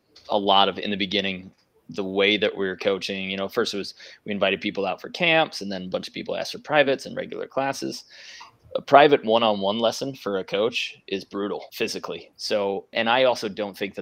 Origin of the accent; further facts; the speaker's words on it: New York, United States; moved away as an adult; now in California, United States; I was from New York, family kept me comfortable